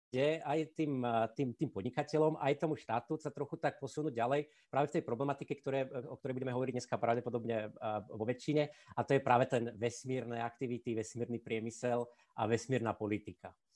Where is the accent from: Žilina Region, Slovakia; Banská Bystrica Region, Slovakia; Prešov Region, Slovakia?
Žilina Region, Slovakia; Žilina; moved away as an adult; also born or lived in Czech Republic / Leuven, Belgium / Paris, France; now in Bratislava, Slovakia; som Žilinčan